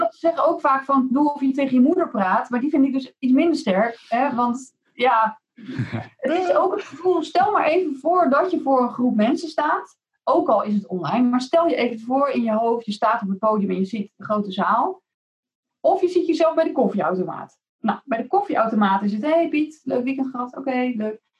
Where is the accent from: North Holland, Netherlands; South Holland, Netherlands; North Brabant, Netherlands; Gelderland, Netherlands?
South Holland, Netherlands; Rotterdam; mede Rotterdammer